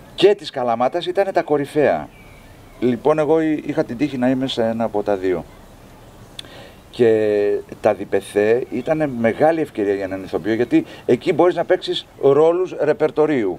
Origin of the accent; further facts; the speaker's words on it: Thessaloniki, Central Macedonia, Greece; moved away as an adult; also born or lived in Kalamata; now in Athens, Greece; εγώ είμαι Θεσσαλονικιός, είμαι θαλασσινός τύπος